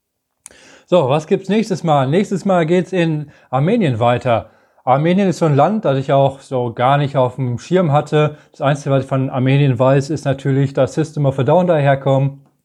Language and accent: German; Germany